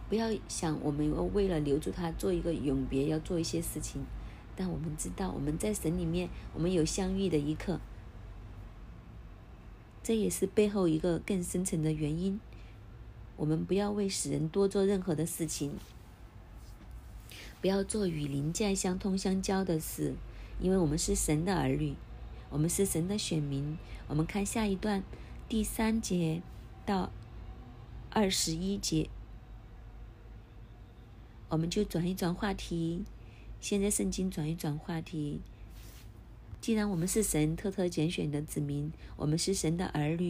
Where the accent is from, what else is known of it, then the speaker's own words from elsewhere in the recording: China; 这些经文外国人看可能很难明白，但是我们中国人很容易明白。